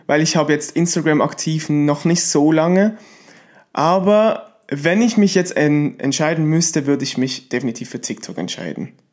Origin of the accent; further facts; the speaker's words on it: Switzerland; ich bin aus der Schweiz